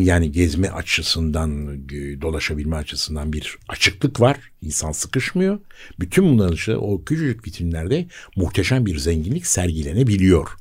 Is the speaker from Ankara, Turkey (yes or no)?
no; Istanbul, Turkey; bir Bakırköy doğma büyüme birisi olarak